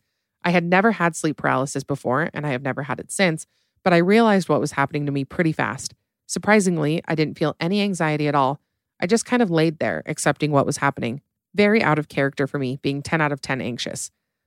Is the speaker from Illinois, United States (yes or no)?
yes; Illinois, United States; So back when I was 19 or 20, I was home from college for Thanksgiving break back in my hometown in Illinois.